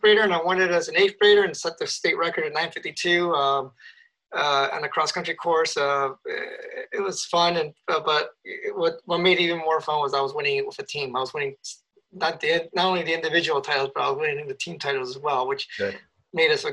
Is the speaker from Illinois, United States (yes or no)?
yes; Chicago, Illinois, United States; moved away as an adult; also born or lived in Boulder, Colorado; Chicago, my hometown